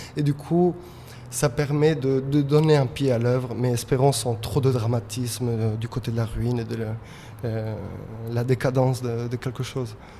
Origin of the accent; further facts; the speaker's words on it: Madrid, Community of Madrid, Spain; also born or lived in England; now in Paris, France; Je suis né à Madrid